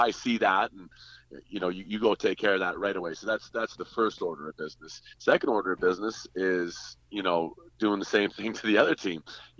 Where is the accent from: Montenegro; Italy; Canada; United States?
Canada; Western Canada; I'm Canadian